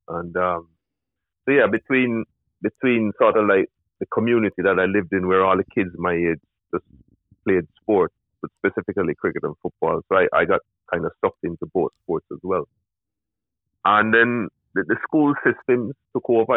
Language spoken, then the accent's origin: English; Jamaica; I grew up in rural Jamaica